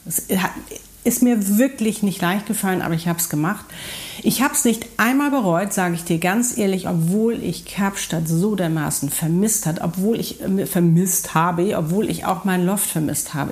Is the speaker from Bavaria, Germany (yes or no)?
no; Hamburg, Germany; moved away; Hamburg ist meine Heimatstadt.